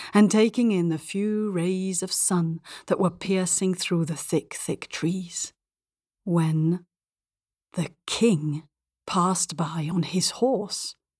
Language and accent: English; Belgium; also born or lived in England / India / north of Africa; now in Spain; I grew up in Belgium, speaking French at school and English with my mum